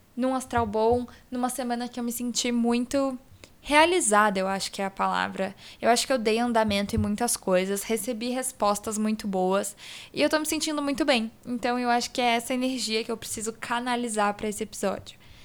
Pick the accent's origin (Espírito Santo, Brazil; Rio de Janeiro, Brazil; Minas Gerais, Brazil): Espírito Santo, Brazil; Vitória; now in São Paulo, Brazil; Eu consegui ir pra Vitória, que é onde eu nasci, onde toda a minha família mora.